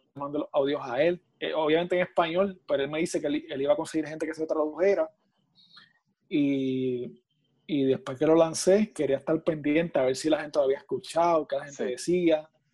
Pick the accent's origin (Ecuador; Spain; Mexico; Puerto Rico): Puerto Rico; de aquí de Puerto Rico y de aquí de mi pueblo, de Urabo